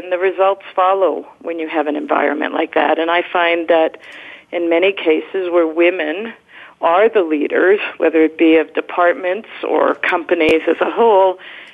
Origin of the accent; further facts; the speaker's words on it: Canada; moved away; I'm originally from Canada